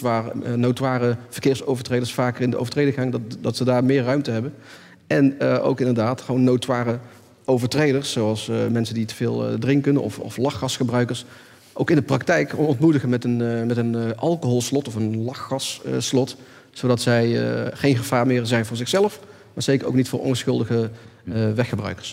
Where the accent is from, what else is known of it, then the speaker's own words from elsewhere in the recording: North Brabant, Netherlands; Ik kom zelf uit Brabant